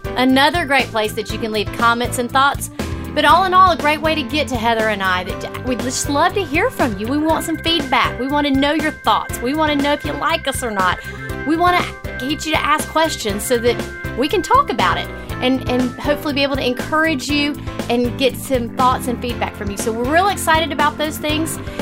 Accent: Alabama, United States; I grew up down here in Alabama

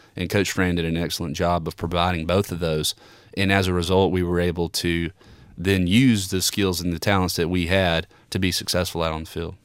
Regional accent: Alabama, United States; growing up in Alabama

